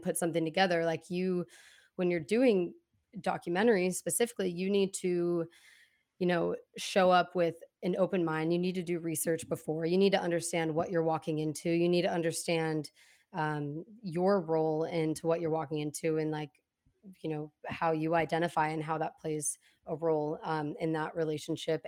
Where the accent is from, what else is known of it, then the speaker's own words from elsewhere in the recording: Portland, Oregon, United States; also born or lived in Corvallis; growing up in Portland, um, like I said, I moved around a lot, went to a ton of different schools